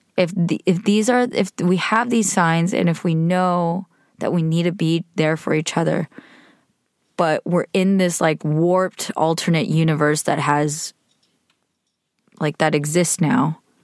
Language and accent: English; United States; being Korean American, being female, being a millennial